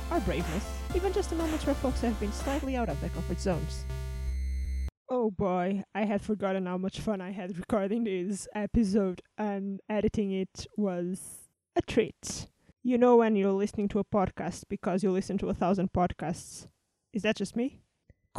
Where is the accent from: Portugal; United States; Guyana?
Portugal; now in United Kingdom; I'm from Portugal